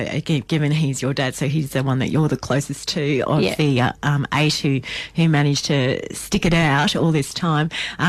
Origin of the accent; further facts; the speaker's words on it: Queensland, Australia; I'm a big Lions supporter coming from being a Queenslander.